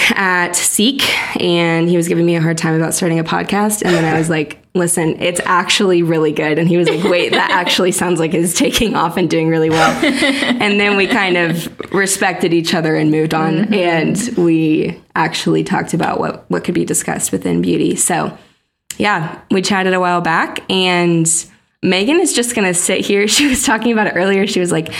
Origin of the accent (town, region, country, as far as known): Indiana, United States